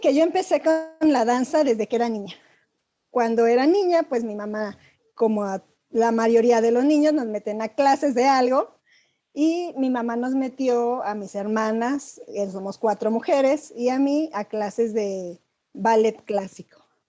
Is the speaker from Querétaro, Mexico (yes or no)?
yes; Querétaro, Mexico; also born or lived in Acámbaro, Guanajuato; soy nacida de Acámbaro, Guanajuato, pero yo llegué aquí a Querétaro cuando tenía cinco años, entonces realmente yo soy más queretana.